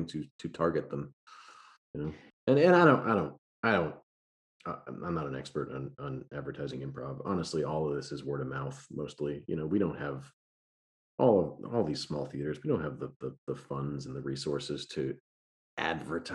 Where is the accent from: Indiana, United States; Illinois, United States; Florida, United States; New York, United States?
New York, United States; now in Austin, United States; I'm from New York